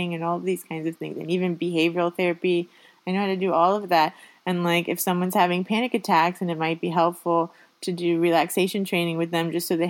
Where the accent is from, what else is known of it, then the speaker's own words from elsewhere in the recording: Miami, Florida, United States; now in Sweden; I speak English primarily, but I'm from Miami, so I know Spanish